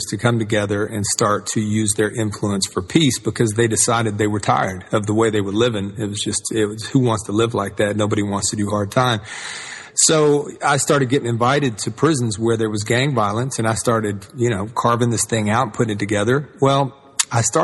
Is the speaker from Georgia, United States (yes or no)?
yes; Atlanta, Georgia, United States; I grew up in the South and in Atlanta and the civil rights movement.